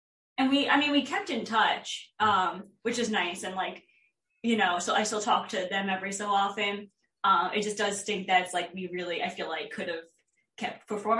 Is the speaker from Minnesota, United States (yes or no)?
no; Long Island, New York, United States; moved away as an adult; also born or lived in Los Angeles; now in Central Valley, United States; I'm from Long Island and I was raised there. Lived there for most of my life.